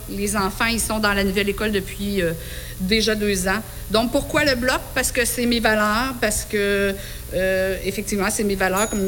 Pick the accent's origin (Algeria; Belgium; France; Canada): Canada; Ascot Corner, Quebec; je suis native d'Ascot Corner.